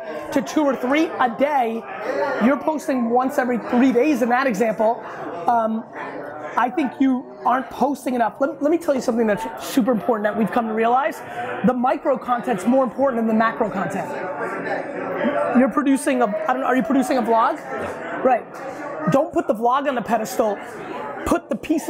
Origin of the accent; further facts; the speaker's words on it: Edison, New Jersey, United States; I grew up in Edison, New Jersey